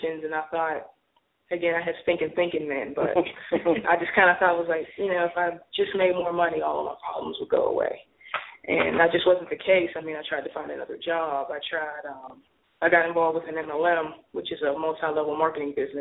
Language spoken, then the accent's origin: English; Pittsburgh, Pennsylvania, United States; moved away as an adult; now in Atlanta, United States; I'm originally from Pittsburgh, moved to Atlanta in 06.